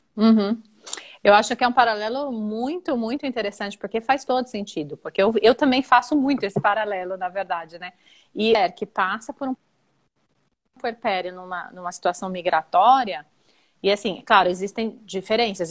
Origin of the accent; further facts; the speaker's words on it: São Paulo, Brazil; moved away as an adult; also born or lived in Germany / Italy; eu sou de São Paulo